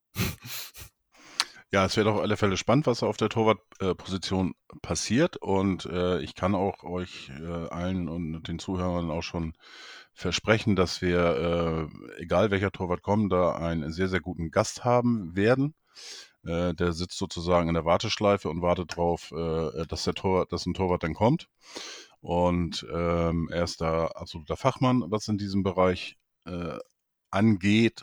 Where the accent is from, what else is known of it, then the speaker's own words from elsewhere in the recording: Neustadt in Holstein, Schleswig-Holstein, Germany; in meine Geburtsstadt, Neustadt in Holstein